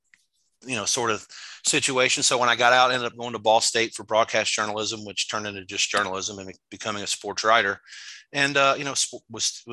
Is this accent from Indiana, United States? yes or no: yes; Jeffersonville, Indiana, United States; moved away as an adult; also born or lived in Costa Rica; I got a job as a sports editor back my hometown newspaper in Jeffersonville, Indiana, right across the river from Louisville.